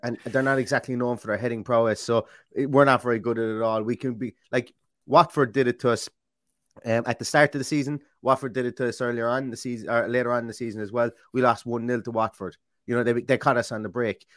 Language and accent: English; Ireland; you can tell I'm Irish